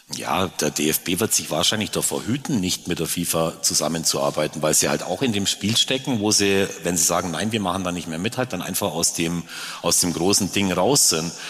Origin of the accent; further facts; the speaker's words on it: Augsburg, Bavaria, Germany; ich komme hier aus der Stadt